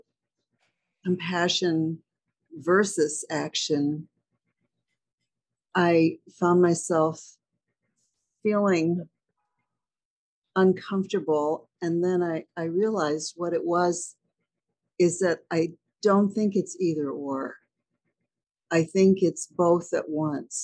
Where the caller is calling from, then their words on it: Halifax, Nova Scotia, Canada; I'm calling from Halifax